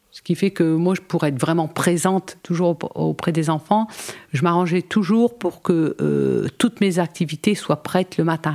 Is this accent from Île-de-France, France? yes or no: no; Arras, Hauts-de-France, France; moved away as an adult; also born or lived in Côte d'Opale / Calais / Boulogne-sur-Mer; suis née sur Arras